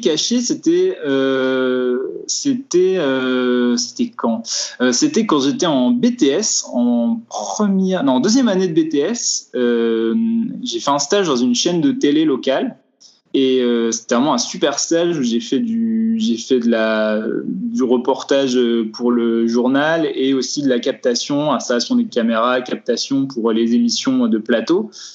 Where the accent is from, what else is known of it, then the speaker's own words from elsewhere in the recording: Vosges, Grand Est, France; now in Strasbourg, France; je viens des Vosges, je viens d'un coin où il n'y a pas d'audiovisuel